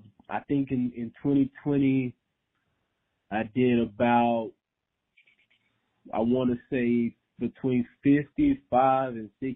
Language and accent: English; Montgomery, Texas, United States; born and raised in Montgomery, Texas